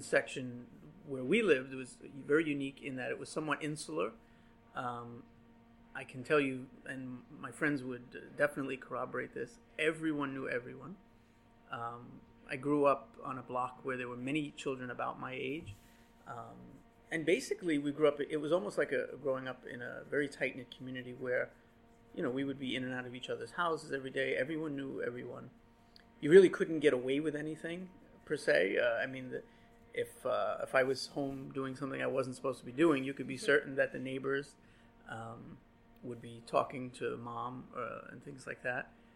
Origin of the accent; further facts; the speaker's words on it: New York City, New York, United States; I was born here in 1975. I was born on Skillman Avenue, uh, where well, I was born in the hospital, but my family lived on Skillman Avenue, where my mother still lives today.